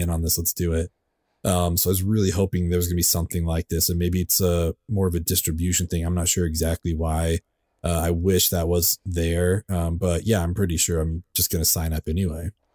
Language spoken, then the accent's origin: English; California, United States; also born or lived in San Francisco; I grew up in California, uh, and every other weekend I would spend with my dad in San Francisco